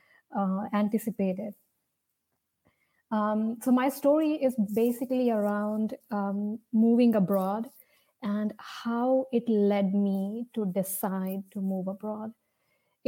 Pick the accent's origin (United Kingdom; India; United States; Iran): India; As you can see from my name and my accent, probably you can see I'm from India.